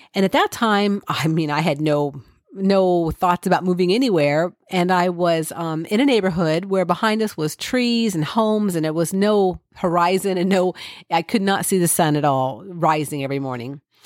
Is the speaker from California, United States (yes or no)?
yes; California, United States; moved away; when I was young, I grew up in California